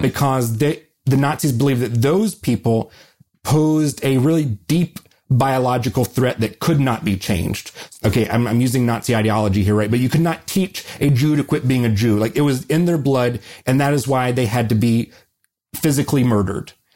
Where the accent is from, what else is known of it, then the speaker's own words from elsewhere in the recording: the South, United States; people like me growing up in the South